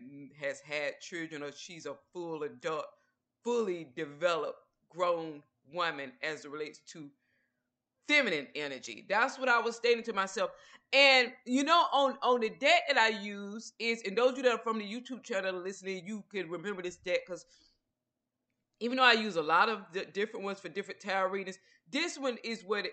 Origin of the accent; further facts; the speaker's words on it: Georgia, United States; now in Texas, United States; I lived in Georgia, which is where I'm originally from